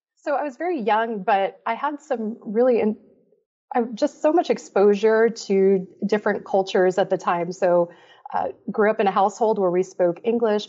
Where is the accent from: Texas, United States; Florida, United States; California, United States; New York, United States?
Florida, United States; also born or lived in Belgium; I grew up in Florida